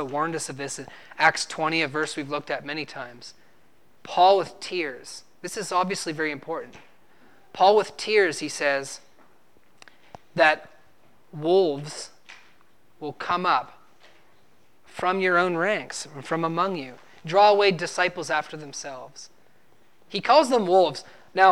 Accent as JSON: {"language": "English", "region": "New Brunswick", "country": "Canada", "moved": "yes", "said": "I'm from New Brunswick, Canada, and when I was living back in New Brunswick, Canada"}